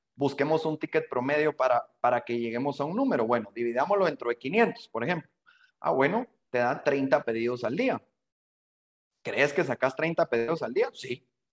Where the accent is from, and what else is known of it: Guatemala